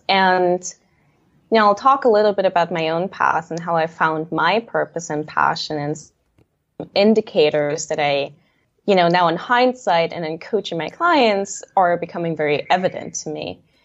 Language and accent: English; Leipzig, Saxony, Germany; I grew up in Leipzig, Germany, on stage, really